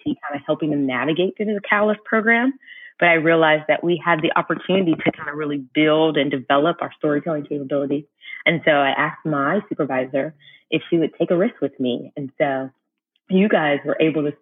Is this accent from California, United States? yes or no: no; Orange Park, Florida, United States; also born or lived in Pensacola, Florida; I was born in Pensacola, Florida, but I was raised in Orange Park, Florida with my two sisters